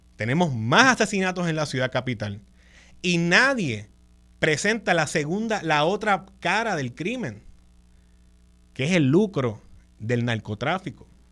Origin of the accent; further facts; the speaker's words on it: San Juan, Puerto Rico; en la avenida Winston Churchill, donde yo me crié, ahí en Coupé en el Señorial